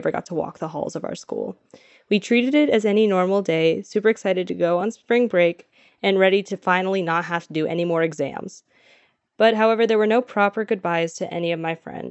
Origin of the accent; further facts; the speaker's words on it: Lee's Summit, Missouri, United States; I'm from Lee's Summit, Missouri.